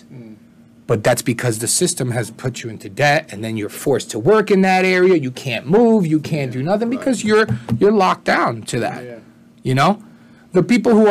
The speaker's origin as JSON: {"language": "English", "town": "Jersey City", "region": "New Jersey", "country": "United States", "tie": "born or raised there", "also_born_or_lived": "Puerto Rico / Brooklyn, New York City / Newark", "said": "I grew up for the most part in Jersey City, lived in Newark."}